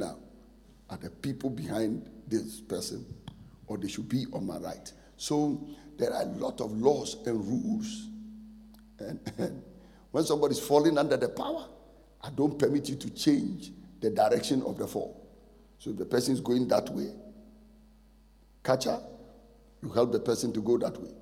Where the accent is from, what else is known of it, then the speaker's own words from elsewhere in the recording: Ghana; moved away; also born or lived in Nigeria; I'm a Ghanaian by birth, Nigerian by choice.